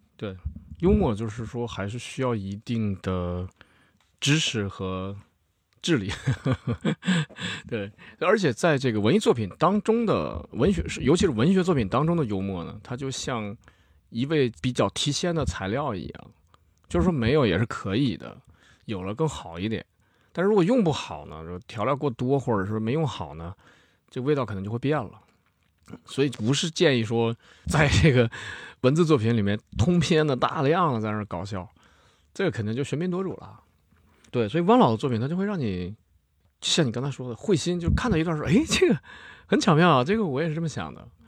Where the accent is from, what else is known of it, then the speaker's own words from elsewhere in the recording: China; 我小时候家附近还有纯鱼米呢，现在没有了啊